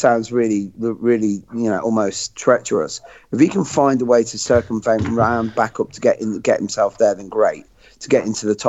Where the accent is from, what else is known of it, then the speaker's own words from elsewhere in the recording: Coventry, West Midlands, United Kingdom; my hometown in Coventry